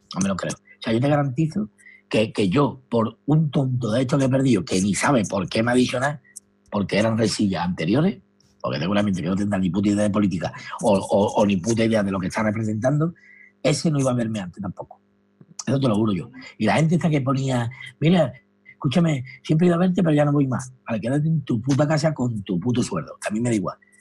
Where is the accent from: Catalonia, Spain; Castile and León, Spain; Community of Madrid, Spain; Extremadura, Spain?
Community of Madrid, Spain; Madrid; yo soy de Valleca